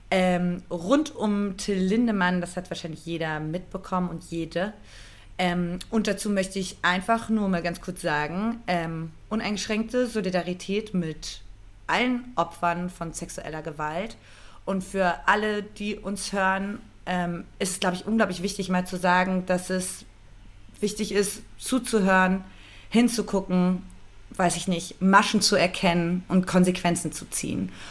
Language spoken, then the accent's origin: German; Austria; man fühlt sich als Österreicherin neben Deutschland einfach so nicht ernst